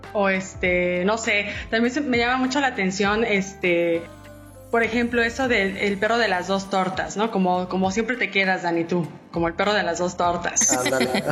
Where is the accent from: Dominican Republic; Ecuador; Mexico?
Mexico; Mexico City; yo soy chilanga y sí, pues por ejemplo, el tomate para nosotros es el verde y el jitomate es el rojo